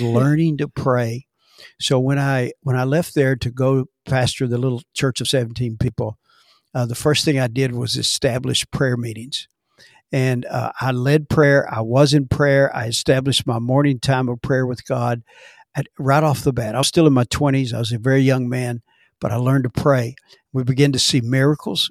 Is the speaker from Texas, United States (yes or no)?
yes; Dallas, Texas, United States; I was born in Dallas, Texas, and, uh, raised by parents that were in the ministry